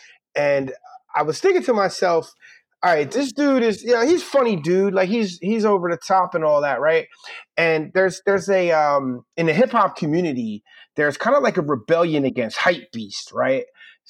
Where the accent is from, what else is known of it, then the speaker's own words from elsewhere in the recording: Philadelphia, Pennsylvania, United States; I'm from North Philly, man, where like dudes holler at girls on the street